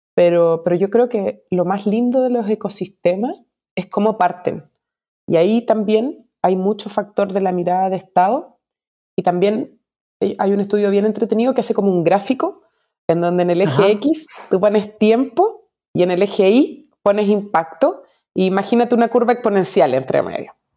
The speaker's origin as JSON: {"language": "Spanish", "country": "Chile", "said": "como decimos en Chile"}